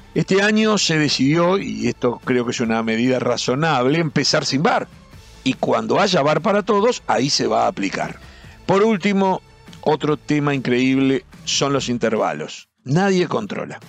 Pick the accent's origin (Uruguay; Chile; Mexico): Uruguay